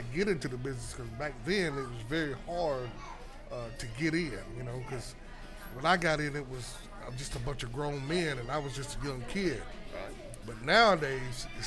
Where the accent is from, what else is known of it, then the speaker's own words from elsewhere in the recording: Union, South Carolina, United States; my hometown, Union, South Carolina